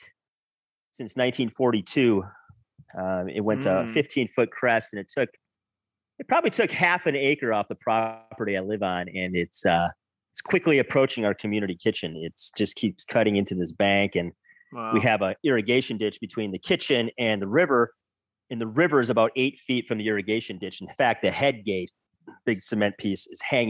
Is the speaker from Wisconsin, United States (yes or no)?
yes; Wisconsin, United States; moved away; I'm from Wisconsin, so I went back this summer. My parents moved back